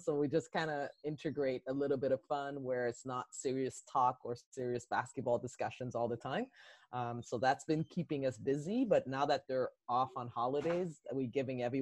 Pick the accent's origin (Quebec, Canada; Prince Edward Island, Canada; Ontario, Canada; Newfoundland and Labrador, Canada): Quebec, Canada; Sorel; I'm from Quebec. I lived in Sorel, Quebec.